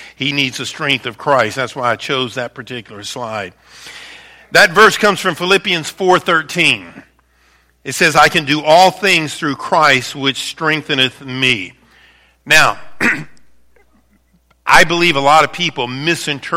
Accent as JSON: {"language": "English", "town": "Baton Rouge", "region": "Louisiana", "country": "United States", "tie": "born or raised there", "moved": "as an adult", "lives_now": "Northern Michigan, United States", "said": "I was raised in Baton Rouge, Louisiana, a city that would be very similar to Lansing"}